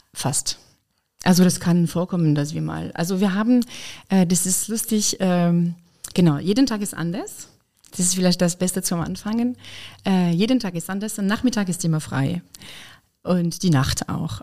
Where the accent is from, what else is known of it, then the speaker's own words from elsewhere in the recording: Lyon, Auvergne-Rhône-Alpes, France; German is a second language; moved away as an adult; also born or lived in Weimar, Germany; now in Koblenz, Germany; Ich komme aus Frankreich, aus Lyon